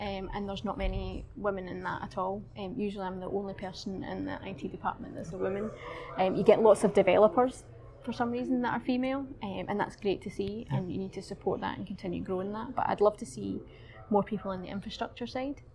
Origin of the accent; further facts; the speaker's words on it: Glasgow, Scotland, United Kingdom; my hometown in Glasgow